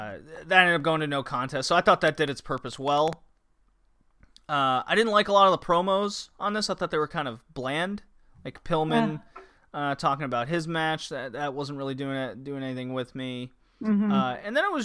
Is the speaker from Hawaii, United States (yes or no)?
yes; Hawaii, United States; even though we're from Hawaii, our dad's from Texas.